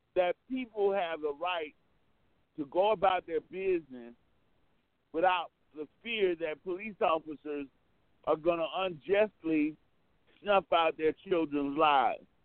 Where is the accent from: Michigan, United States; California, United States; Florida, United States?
Florida, United States; Orlando; growing up in Orlando, I have to be honest, I was born in 1960